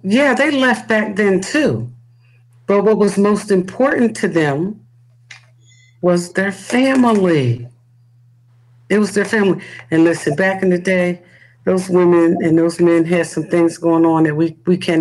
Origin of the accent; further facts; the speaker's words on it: Newark, New Jersey, United States; I grew up in the city. I'm a city kid. I'm from the Bricks.